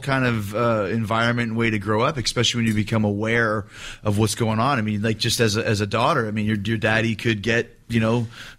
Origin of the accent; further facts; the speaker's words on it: Canada; I'm Canadian